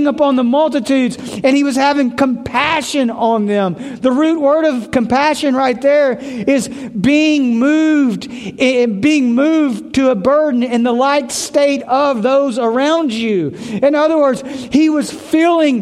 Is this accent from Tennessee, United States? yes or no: yes; Memphis, Tennessee, United States; moved away; I grew up in Memphis. Really, really rough part of Memphis